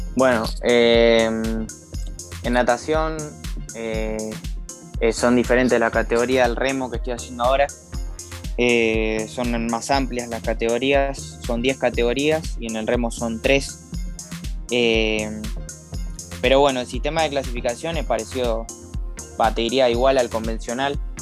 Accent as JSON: {"language": "Spanish", "town": "Campana", "region": "Buenos Aires Province", "country": "Argentina", "said": "yo soy de Campana, provincia de Buenos Aires, más o menos unos 90 kilómetros de, la capital"}